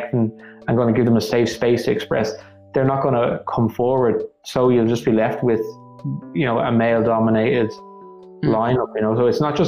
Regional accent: Dublin, County Dublin, Ireland; I could show them Knockline

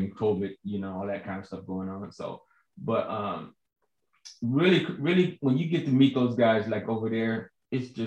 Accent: Chicago, Illinois, United States; moved away as an adult; also born or lived in California; now in Georgia, United States; I'm from Chicago, as you know, and South Side of Chicago, Ida B. Wells Projects, and so growing up, hearing everybody on my block

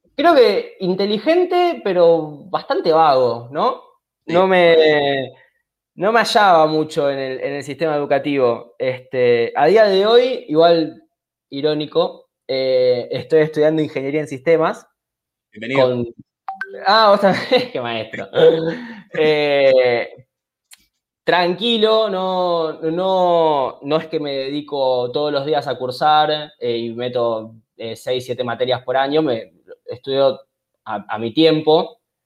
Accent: Argentina; se practicaba en mi país

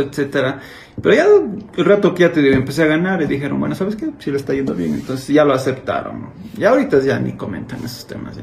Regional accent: Cuenca, Azuay, Ecuador; accent: cuencano; me le neutralicé un poco mi acento, porque yo tengo muy cargado mi acento cuencano

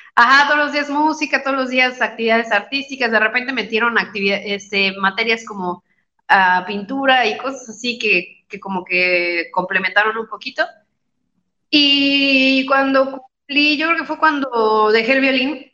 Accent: Querétaro, Mexico; also born or lived in Mexico City; se mudaron de, de la Ciudad de México, porque somos de la Ciudad de México. Se mudaron a Querétaro y pusieron una escuela que se llama Mi Fasol.

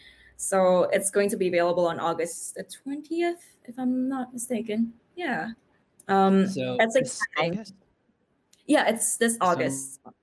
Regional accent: New York, United States; now in Sydney, Australia; I'm from New York. You know, I've got all these experience with like castings and stuff. And then when I went into Sydney, which is where I am now

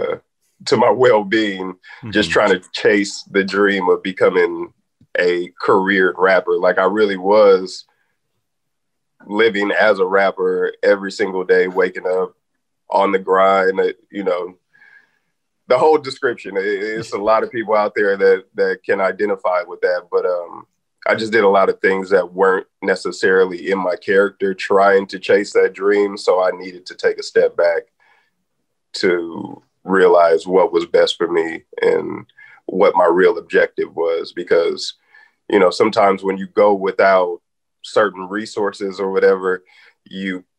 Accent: Richmond, California, United States; I'm from Richmond and my brother is from Easter, old school Easter Hill, South Side Richmond

